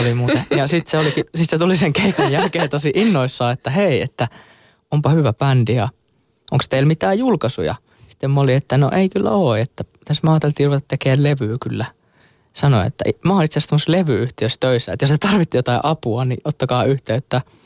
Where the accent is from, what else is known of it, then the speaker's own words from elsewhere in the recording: Hollola, Päijät-Häme, Finland; mä oon sieltä Hollolasta kotosin ja siellä tota, pyörin silloin nuoruudessani